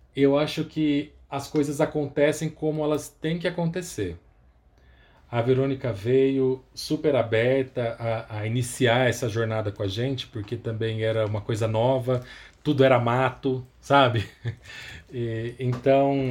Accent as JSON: {"language": "Portuguese", "town": "Campinas", "region": "São Paulo", "country": "Brazil", "tie": "born or raised there", "moved": "yes", "lives_now": "São Paulo, Brazil", "said": "eu nasci em Campinas, é, no interior de São Paulo. Hoje eu moro aqui em São Paulo, capital."}